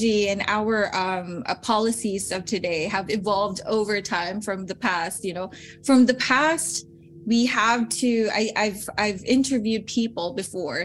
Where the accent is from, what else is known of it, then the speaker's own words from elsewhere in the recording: Philippines; moved away as an adult; also born or lived in Salzburg, Austria; now in Europe; I come from the Philippines